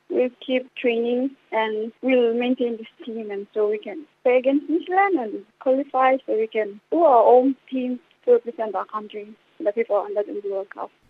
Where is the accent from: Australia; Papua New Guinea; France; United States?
Papua New Guinea; in front of my home country